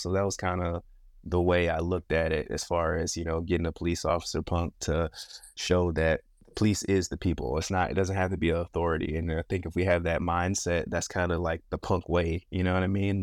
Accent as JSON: {"language": "English", "region": "Michigan", "country": "United States", "tie": "born or raised there", "said": "born and raised, born and raised in Michigan"}